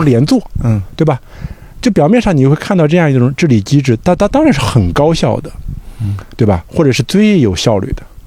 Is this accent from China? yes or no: yes; Shandong, China; moved away as an adult; also born or lived in Guangzhou; 因为我是山东人，但是对说念大学在，在中山大学